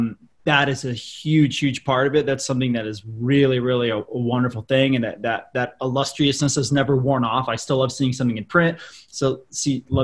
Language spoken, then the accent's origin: English; Colorado Springs, Colorado, United States; now in Boulder, United States; I grew up in Colorado Springs, Colorado